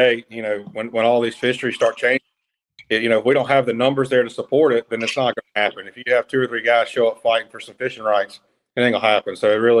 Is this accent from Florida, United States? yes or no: no; Alabama, United States; It is based out of Alabama. That's my hometown.